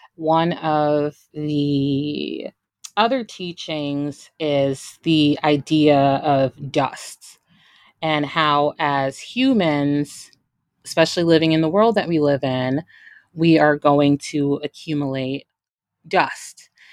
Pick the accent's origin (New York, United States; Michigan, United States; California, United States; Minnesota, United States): New York, United States; Brooklyn; growing up in, you know, Brooklyn, New York